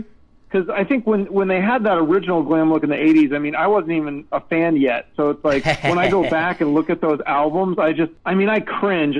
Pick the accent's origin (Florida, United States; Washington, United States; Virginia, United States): Washington, United States; Seattle; growing up in Seattle in the '90s.